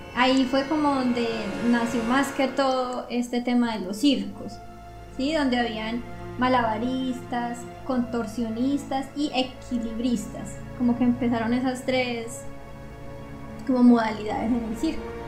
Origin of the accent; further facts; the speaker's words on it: Colombia; moved away; lo que tenemos en nuestro país